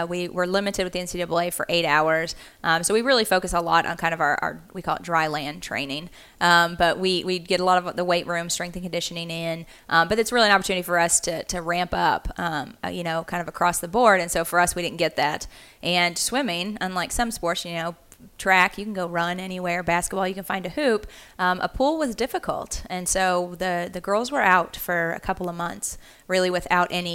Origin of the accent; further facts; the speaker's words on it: Central Arkansas, United States; moved away as an adult; also born or lived in Kansas; I'm originally from Central Arkansas. I actually grew up swimming for the Arkansas Dolphins